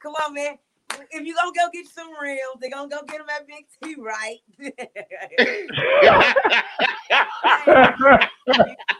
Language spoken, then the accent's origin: English; Dallas, Texas, United States; I'm from Dallas. Dallas, Texas